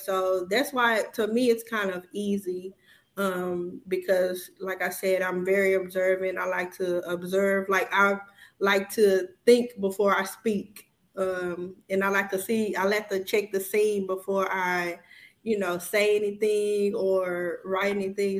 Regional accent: Houston, Texas, United States; moved away as an adult; now in Dallas, United States; I'm originally from Houston, Texas.

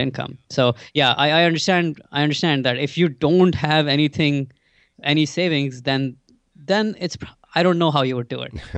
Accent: India; moved away as an adult; now in United States; so I grew up in India. I, I grew up, uh, till I was twenty-one, I was actually in India

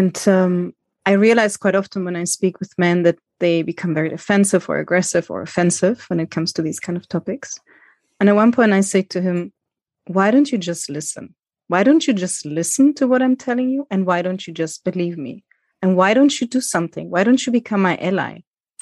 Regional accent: Germany; also born or lived in Greece; I didn't go to school in Greece because I grew up in Germany

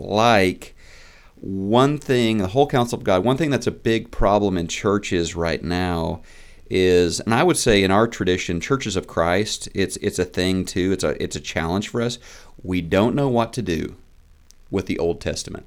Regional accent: Neosho, Missouri, United States; moved away as an adult; also born or lived in Oklahoma; I grew up in Neosho, Missouri. I'm a child of the Ozarks.

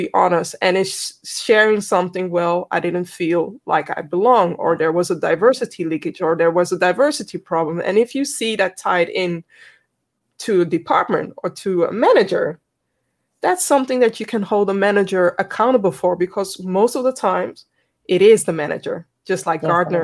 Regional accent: Netherlands; I'm from the Netherlands

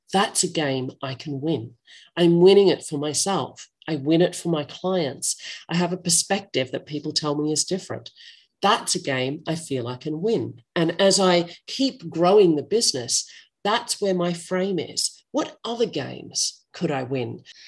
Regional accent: Australia; accent: Australian English; I'm not American, I'm Australian English

